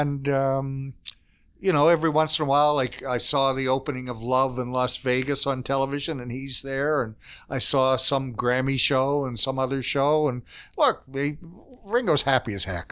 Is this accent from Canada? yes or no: yes; Fredericton, New Brunswick, Canada; accent: Eastern Canada; I come from New Brunswick, which is a province torn apart by language